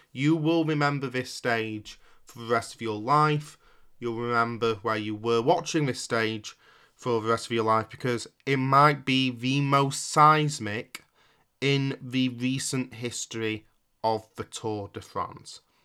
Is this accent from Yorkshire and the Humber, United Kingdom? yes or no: yes; Yorkshire and the Humber, United Kingdom; as a Yorkshireman